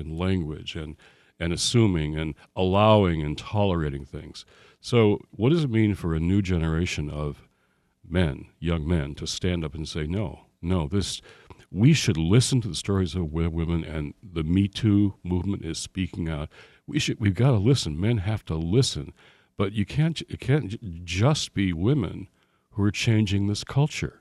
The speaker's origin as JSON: {"language": "English", "town": "Detroit", "region": "Michigan", "country": "United States", "tie": "born or raised there", "moved": "yes", "said": "back in my hometown"}